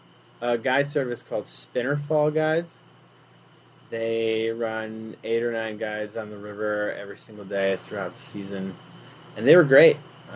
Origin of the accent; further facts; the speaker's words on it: Wisconsin, United States; moved away; I grew up in Wisconsin